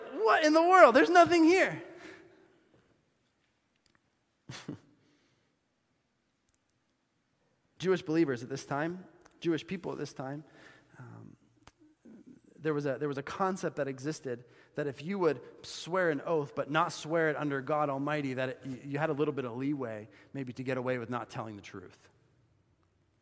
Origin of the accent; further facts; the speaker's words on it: Bolivia; moved away; My life experience growing up in Bolivia